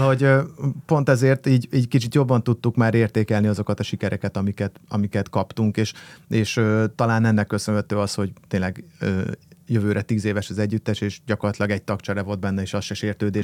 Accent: Budapest, Hungary; akkor meg ahol felnőttem, az a panel

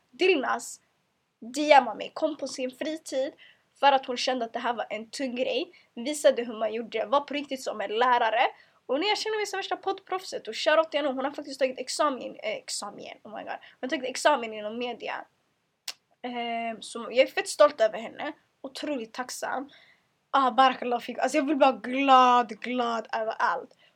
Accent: Eritrea; Jag vill aldrig behöva skämmas för att jag är muslim, för att jag är kvinna, för att jag är svart. Eller för att jag är eritrean, eller för att jag kommer från eh, eh, jag kommer från trakten.

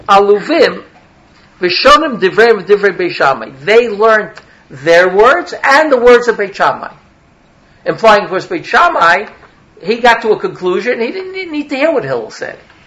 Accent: New York City, New York, United States; accent: Brooklyn; I come from New York. I'm a New Yorker. I don't have to tell you that. It's just the accent, right? From Brooklyn, actually

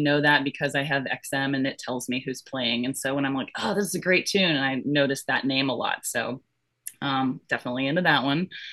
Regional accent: Florida, United States; also born or lived in Georgia; I was born in Florida and I grew up in Florida and Georgia

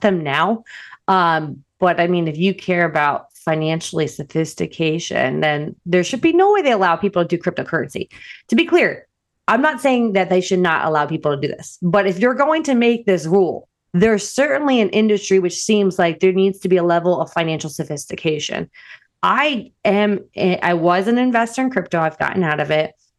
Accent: New Jersey, United States; moved away as an adult; I'm also from New Jersey

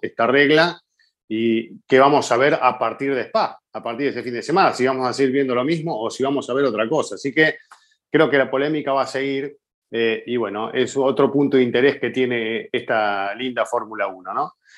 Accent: Argentina; como argentino tengo la esperanza

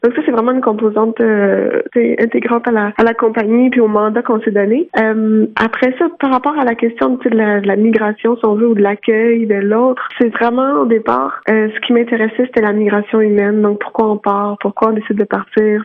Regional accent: Quebec, Canada; also born or lived in Montreal; je suis je suis québécoise puis j'habite à Montréal.

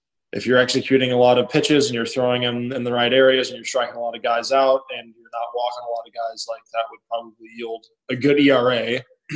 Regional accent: San Antonio, Texas, United States; I'm from San Antonio. I'm not only from California.

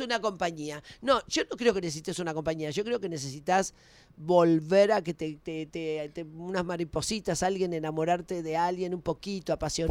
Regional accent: Argentina; siempre fui profeta en mi tierra.

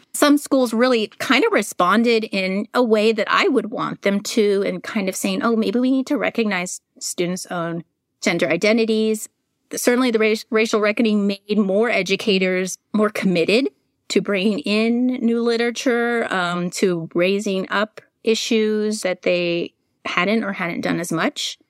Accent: San Francisco, California, United States; I'm also a native of San Francisco, California

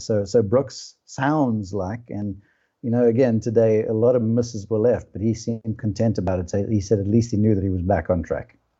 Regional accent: South Africa; now in United States; I'm South African by birth, now an American citizen

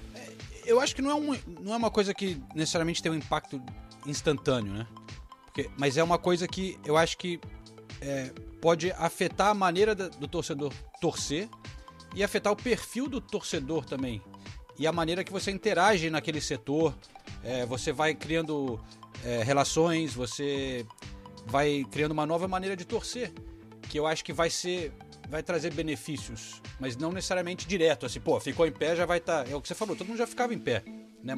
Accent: Brazil; moved away; eu preciso voltar para o Brasil. Realmente falo ah, um, um pouco como se eu tivesse nos anos 80 ainda, que é quando eu saí de lá

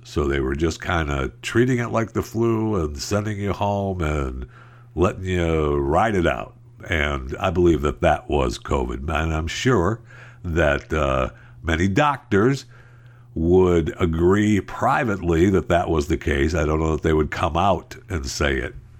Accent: Tri-Cities, Michigan, United States; moved away; I was born right here, uh, in the Tri-Cities. I was not born in the Upper Peninsula

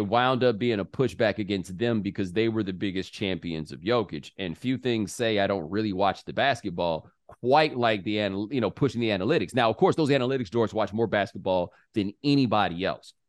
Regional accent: the South, United States; I'm from the South

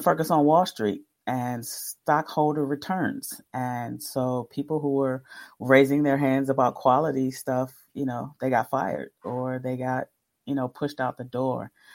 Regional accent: Detroit, Michigan, United States; I'm from Detroit

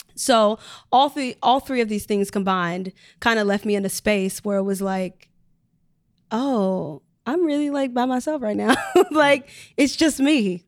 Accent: Chicago, Illinois, United States; moved away as an adult; I'm from Chicago

